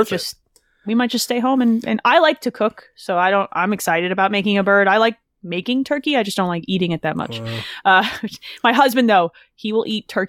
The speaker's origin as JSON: {"language": "English", "region": "New Jersey", "country": "United States", "said": "I'm a Jersey girl."}